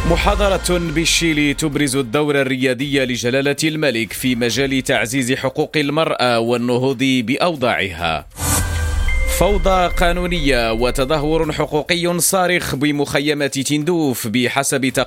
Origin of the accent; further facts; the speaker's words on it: Morocco; استعداد ولابد احنا مغاربه مأصلين مغاربه دائما كنوجدوا لشهر رمضان المبارك